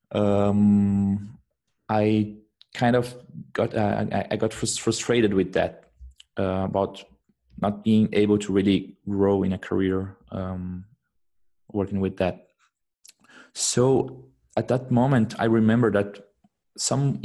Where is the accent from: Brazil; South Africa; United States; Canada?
Brazil; English is a second language; moved away as an adult; now in Germany; I come from Brazil. But I'm living in Germany for the past, now I think it's around 8 months.